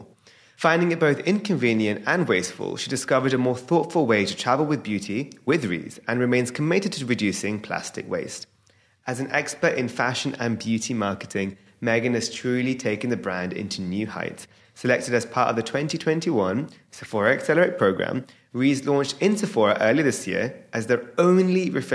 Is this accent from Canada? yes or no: no; United Kingdom; I'm a British Indian entrepreneur